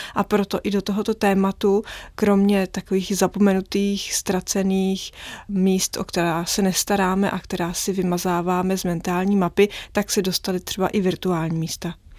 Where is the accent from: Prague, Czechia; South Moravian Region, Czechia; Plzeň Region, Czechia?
Prague, Czechia; když jsem vyrůstala v centru, na Praze 6 nedaleko hradu